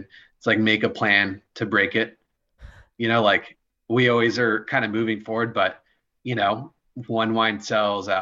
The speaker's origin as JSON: {"language": "English", "town": "Roseville", "region": "California", "country": "United States", "tie": "born or raised there", "also_born_or_lived": "Pennsylvania", "said": "I grew up in Roseville, near Sacramento, home of the Auto Mall"}